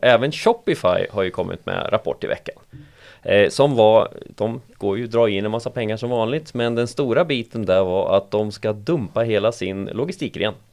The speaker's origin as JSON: {"language": "Swedish", "country": "Sweden", "said": "Vi är svenskar"}